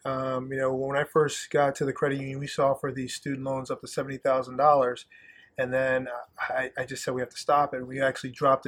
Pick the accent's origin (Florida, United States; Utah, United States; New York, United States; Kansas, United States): New York, United States; Plattekill; moved away as an adult; also born or lived in Southern United States; now in Endicott, United States; where I grew up was in Plattekill, New York.